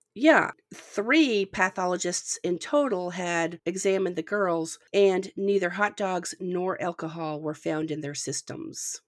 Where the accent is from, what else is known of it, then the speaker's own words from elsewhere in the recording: the North, United States; now in the South, United States; I'm from the North